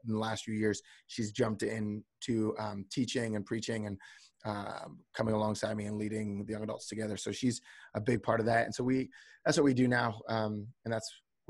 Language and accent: English; New Jersey, United States; moved away as an adult; now in Redding, United States; I'm originally from the East Coast. I'm originally from New Jersey